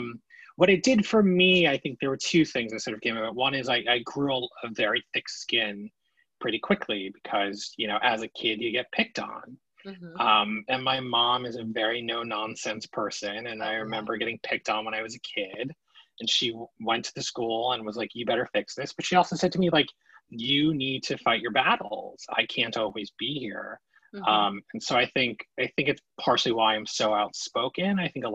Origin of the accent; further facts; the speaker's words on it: New Jersey, United States; also born or lived in Queens, New York; Born in Queens, New York, from Long Island Jewish Hospital. My parents are from New York, have like relatively thick New York accents. I somehow lost it. And when I was 5, we moved actually to New Jersey